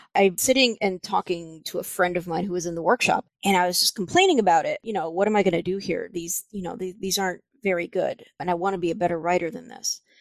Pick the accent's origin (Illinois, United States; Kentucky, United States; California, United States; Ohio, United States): Illinois, United States; Libertyville; moved away as an adult; also born or lived in Minnesota; I grew up outside Chicago in a little town called Libertyville